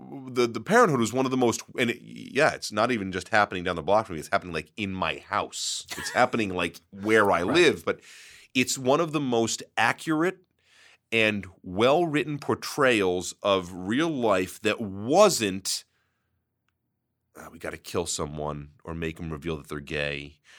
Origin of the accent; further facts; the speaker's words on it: Brooklyn, New York, United States; Growing up in Brooklyn, Friday Night Lights is about as foreign to me as Deadwood or Carnival was.